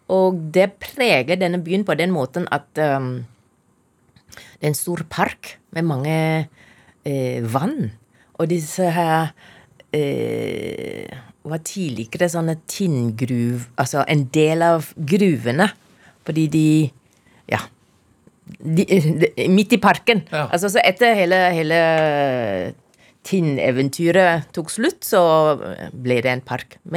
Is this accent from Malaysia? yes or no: yes; Taiping, Perak, Malaysia; now in Norway; Jeg kommer fra Malaysia.